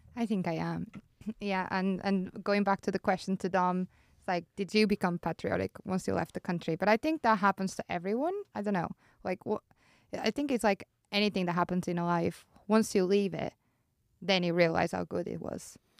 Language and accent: English; Porto, Norte, Portugal; moved away as an adult; also born or lived in Ireland; now in Switzerland; I'm from Porto and it's a beautiful city